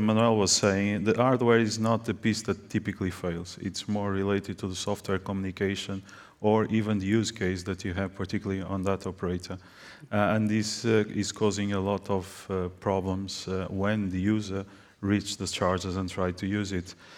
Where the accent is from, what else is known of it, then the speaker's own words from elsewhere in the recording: Portugal; I'm coming from Portugal. I represent a Portuguese company